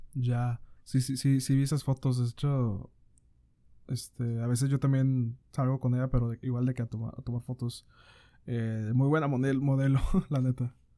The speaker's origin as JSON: {"language": "Spanish", "town": "Monterrey", "region": "Nuevo León", "country": "Mexico", "said": "nosotros acá somos de, de Monterrey, Nuevo León."}